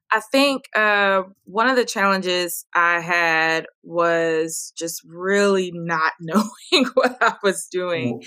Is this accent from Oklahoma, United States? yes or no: no; Dallas, Texas, United States; I'm now moving to open uh, a wellness studio where I grew up in Oak Cliff